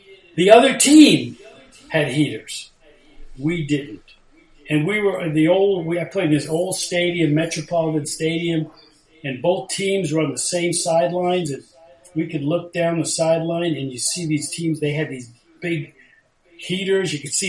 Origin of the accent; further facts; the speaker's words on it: United States; moved away as an adult; also born or lived in New York / Ithaca, New York / Minnesota / Los Angeles; now in Charleston, South Carolina, United States; I grew up in New Jersey and New York